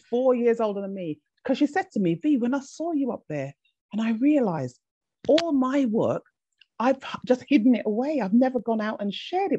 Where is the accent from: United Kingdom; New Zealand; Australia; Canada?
United Kingdom; England; also born or lived in Jamaica; I was sent from the Caribbean to be raised in England by a family member